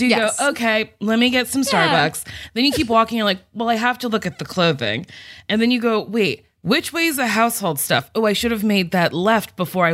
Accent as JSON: {"language": "English", "region": "New Jersey", "country": "United States", "moved": "yes", "said": "I'm from Jersey, so we had our nice mall, our shitty mall"}